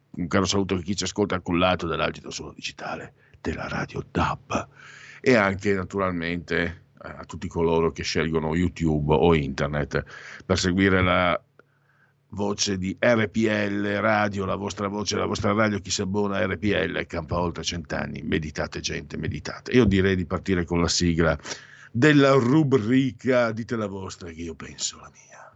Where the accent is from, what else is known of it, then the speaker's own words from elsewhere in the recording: Friuli-Veneto area, Friuli-Venezia Giulia, Italy; accent: Friulian-Venetian; le monate come si dice in gergo friulveneto